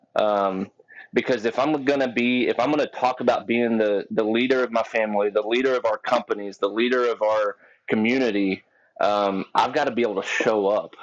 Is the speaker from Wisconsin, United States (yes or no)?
no; Texas, United States; I'm from Texas. Uh, 32 years old, and you know I, have I've been around guns my whole life since I was a little kid. Uh, grew up out on a farm